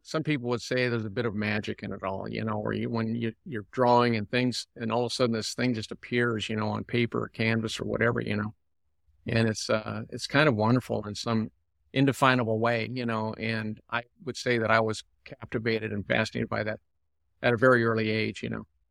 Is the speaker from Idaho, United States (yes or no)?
no; San Diego, California, United States; I was raised here in San Diego